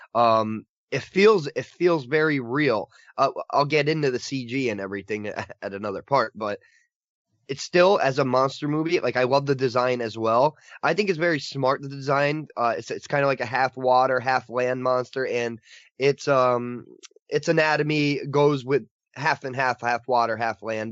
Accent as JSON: {"language": "English", "country": "United States", "said": "as an American viewer"}